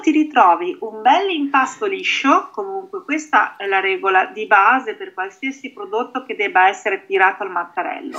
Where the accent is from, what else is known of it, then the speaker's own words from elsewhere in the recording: Emilia-Romagna, Italy; io sono romagnola